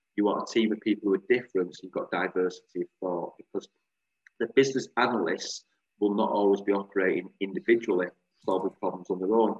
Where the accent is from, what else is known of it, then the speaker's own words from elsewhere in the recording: Bolton, North West England, United Kingdom; I'm from Bolton